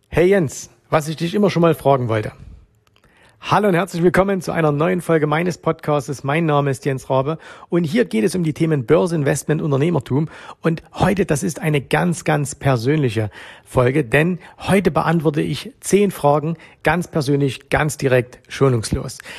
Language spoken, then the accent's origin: German; Germany; moved away as an adult; now in Dubai, United Arab Emirates; ich bin in Deutschland geboren, in Deutschland wohnen meine Eltern